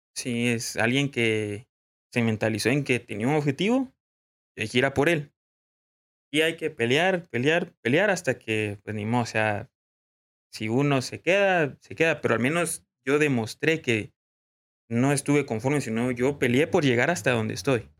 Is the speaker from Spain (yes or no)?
no; Guatemala; como guatemaltecos